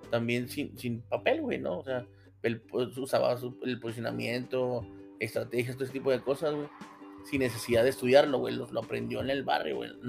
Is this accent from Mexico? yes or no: yes; Mexico; Pero de hambre nunca nos morimos. Somos mexicanos, güey.